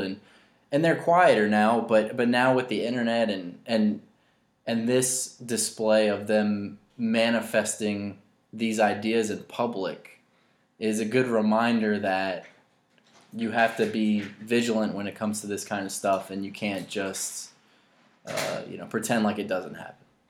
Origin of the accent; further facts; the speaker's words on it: Louisa County, Virginia, United States; I grew up in Louisa County, which is obviously very close to Charlottesville